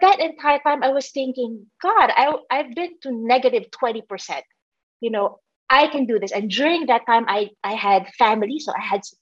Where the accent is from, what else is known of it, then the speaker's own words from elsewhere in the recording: Philippines; also born or lived in Manila; I grew up, you know, in the Philippines.